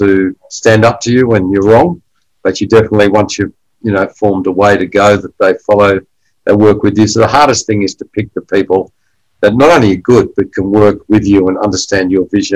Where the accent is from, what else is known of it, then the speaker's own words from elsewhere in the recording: Australia; I grew up in Australia as a first-generation Australian